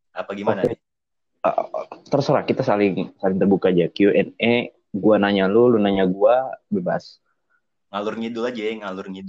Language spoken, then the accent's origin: Indonesian; Ciamis, West Java, Indonesia; Iya gue masih di kampung gue nih biasa. Gue juga terisolasi di sini.